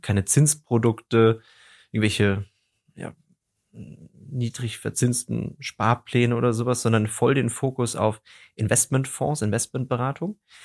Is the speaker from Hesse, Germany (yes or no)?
yes; Darmstadt, Hesse, Germany; ich komme aus der Region Darmstadt